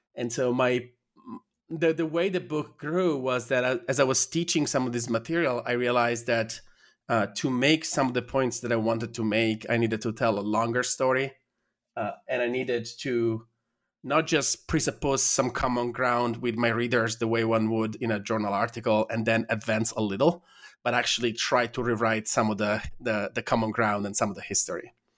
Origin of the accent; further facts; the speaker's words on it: Italy; moved away as an adult; I'm from Italy